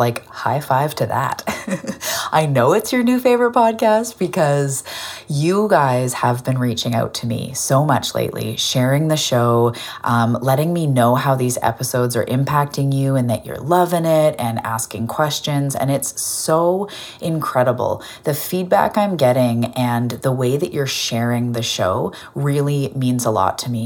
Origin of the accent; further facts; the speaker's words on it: Vancouver Island, west coast of Canada, British Columbia, Canada; I'm also a Canadian from the west coast of Canada on an island called Vancouver